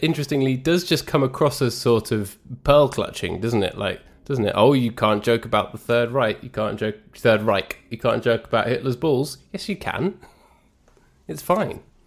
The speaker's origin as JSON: {"language": "English", "region": "England", "country": "United Kingdom", "said": "I'm English"}